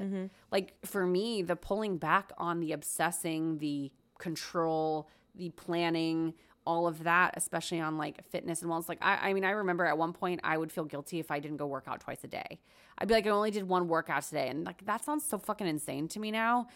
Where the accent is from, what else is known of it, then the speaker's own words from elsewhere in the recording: United States; also born or lived in Korea; I was born in Korea, lived there till I was four, and then we moved to America